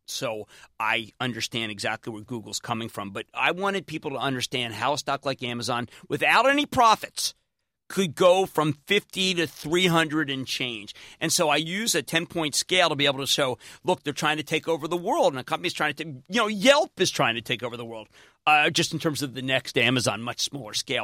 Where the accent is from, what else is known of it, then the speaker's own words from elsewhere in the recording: Philadelphia, Pennsylvania, United States; now in New Jersey, United States; we're both Philadelphian